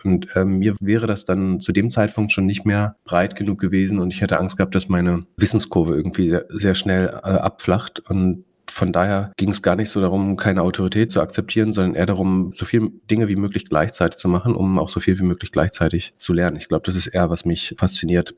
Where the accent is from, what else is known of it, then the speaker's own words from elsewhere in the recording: Greifswald, Mecklenburg-Vorpommern, Germany; in der Stadt studiert, wo ich aufgewachsen bin